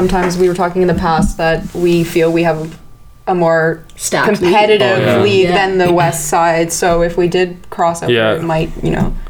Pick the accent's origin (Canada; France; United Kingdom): Canada; Georgetown, Ontario; I'm originally from Georgetown, Ontario. My folks live in Muskoka now, so I'm a bit closer.